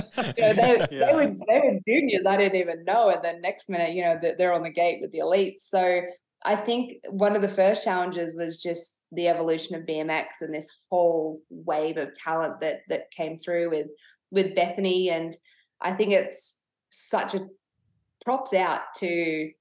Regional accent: Canberra, Australian Capital Territory, Australia; also born or lived in Temecula, Southern California; grew up in Canberra, family home burnt down

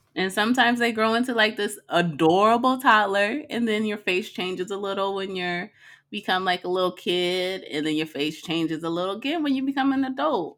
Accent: Arizona, United States; growing up in Arizona

